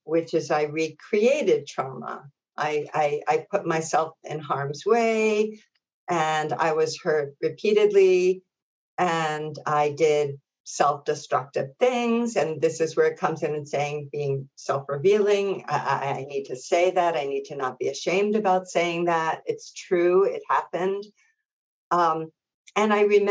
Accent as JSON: {"language": "English", "town": "New York City", "region": "New York", "country": "United States", "tie": "born or raised there", "said": "my local community where I grew up in Brooklyn"}